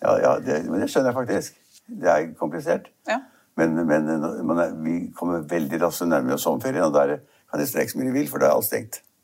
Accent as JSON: {"language": "Norwegian", "country": "Norway", "said": "Vi nordmenn"}